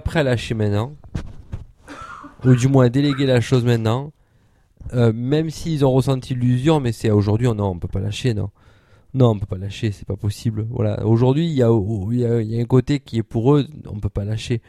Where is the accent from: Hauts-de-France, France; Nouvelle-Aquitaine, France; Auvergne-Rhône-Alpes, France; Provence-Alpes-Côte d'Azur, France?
Provence-Alpes-Côte d'Azur, France; nous, en tant que base alpin, on n'aime pas qu'on dise qu'on est des Marseillais. On est des gens du Sud si on veut.